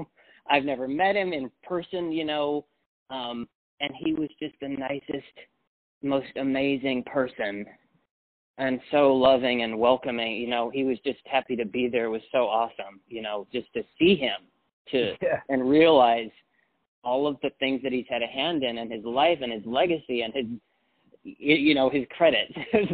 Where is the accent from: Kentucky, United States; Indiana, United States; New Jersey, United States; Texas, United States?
Texas, United States; born there; Yeah, I was born in West Texas, yeah, and then I've lived several places, but yeah.